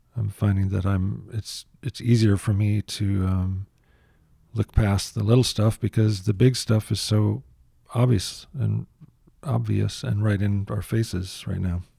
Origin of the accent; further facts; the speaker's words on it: United States; I'm an American